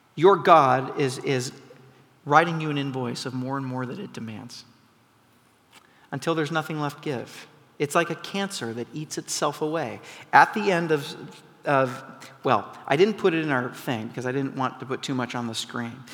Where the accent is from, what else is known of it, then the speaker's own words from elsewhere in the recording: McMinnville, Oregon, United States; moved away; I grew up in McMinnville, Oregon